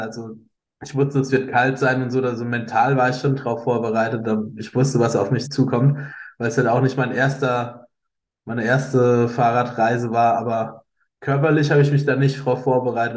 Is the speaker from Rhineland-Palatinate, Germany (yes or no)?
yes; Eisenberg, Rhineland-Palatinate, Germany; von meinem Heimatort Eisenberg